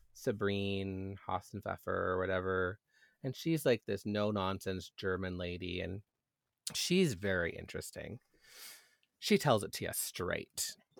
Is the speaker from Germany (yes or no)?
no; Canada